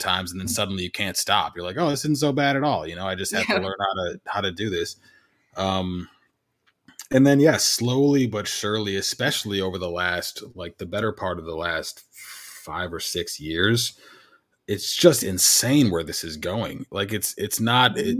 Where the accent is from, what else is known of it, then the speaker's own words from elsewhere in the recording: Illinois, United States; I grew up in Illinois